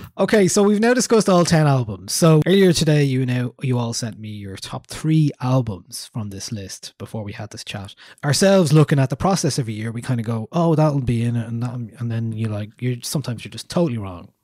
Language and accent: English; Newbridge, Leinster, Ireland; I'm from Newbridge in Kildare